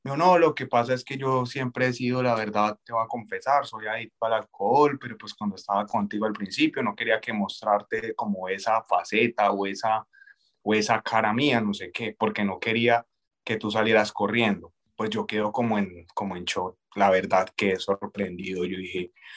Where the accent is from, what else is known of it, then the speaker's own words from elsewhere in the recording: Colombia; moved away as an adult; Soy colombiano. Eh, yo llegué a este país hace aproximadamente tres años